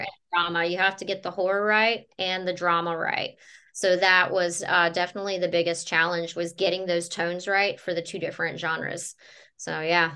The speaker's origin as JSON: {"language": "English", "region": "North Carolina", "country": "United States", "moved": "yes", "lives_now": "Florida, United States", "said": "I'm originally from North Carolina"}